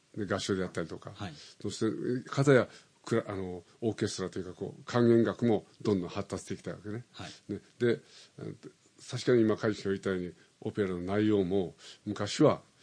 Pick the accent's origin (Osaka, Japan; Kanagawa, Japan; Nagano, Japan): Osaka, Japan; moved away as an adult; now in Tokyo, Japan; それから大阪に行って父はなぜかうまいタイミングで赤十字になんか顧問としてなんか入ることできたのね、はい大阪の赤十字病院の、はい、でそれで大阪に引っ越して、僕は9月に生まれたの